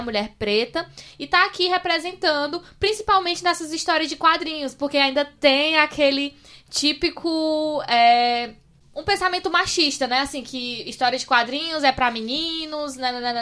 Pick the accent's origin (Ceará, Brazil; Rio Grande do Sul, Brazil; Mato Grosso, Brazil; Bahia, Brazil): Ceará, Brazil; Amontada; now in Fortaleza, Brazil; eu sou de Amontada, né? Aí tô, eu moro agora em Fortaleza, mas lá em Amontada era quase que uma fazenda a minha casa